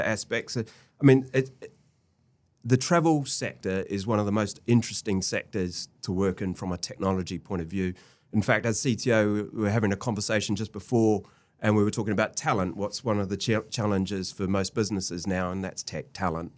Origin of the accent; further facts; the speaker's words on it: New Zealand; moved away as an adult; I'm a Kiwi